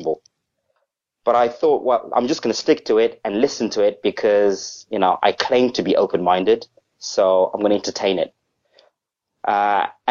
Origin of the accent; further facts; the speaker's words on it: Zimbabwe; now in Southampton, United Kingdom; I'm actually originally from Africa. I'm originally a Zimbabwean